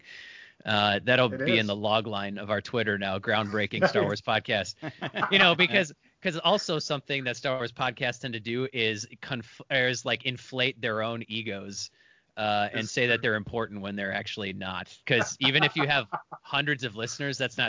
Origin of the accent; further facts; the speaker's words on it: Milwaukee, Wisconsin, United States; I grew up in Milwaukee, which is kind of a stank hole like Detroit